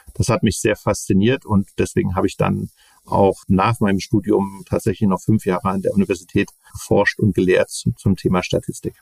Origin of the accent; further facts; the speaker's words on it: Leipzig, Saxony, Germany; Bin ja aufgewachsen in Leipzig